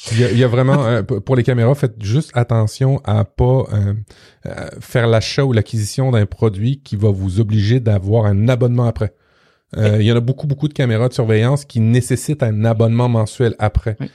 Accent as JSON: {"language": "French", "region": "Quebec", "country": "Canada", "said": "chez nous au Québec"}